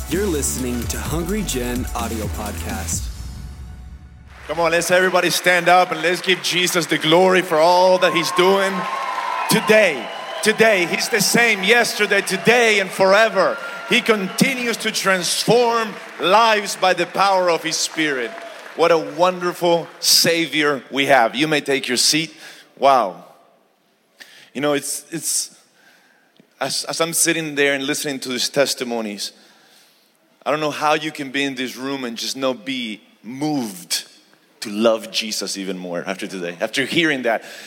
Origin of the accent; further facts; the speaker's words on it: Argentina; now in Houston, United States; I'm originally from Argentina, South America and uh, but we reside in houston texas